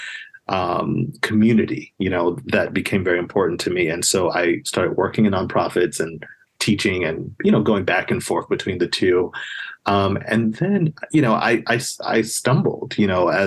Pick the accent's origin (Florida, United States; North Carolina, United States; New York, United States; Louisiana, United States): New York, United States; New York City; moved away; I grew up in a place called Queens, New York